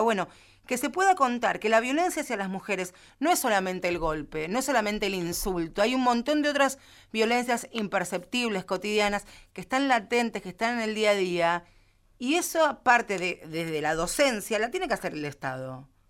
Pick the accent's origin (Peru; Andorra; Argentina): Argentina; Villa Gesell, Buenos Aires Province; yo vengo de Villa Gesell.